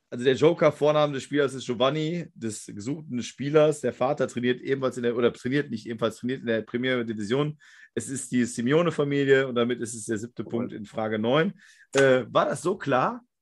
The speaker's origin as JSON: {"language": "German", "town": "Moers", "region": "North Rhine-Westphalia", "country": "Germany", "said": "also ich komme hier aus Mörs, das ist nahe Duisburg"}